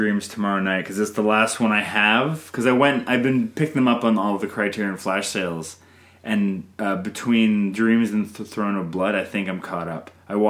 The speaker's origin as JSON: {"language": "English", "country": "Canada"}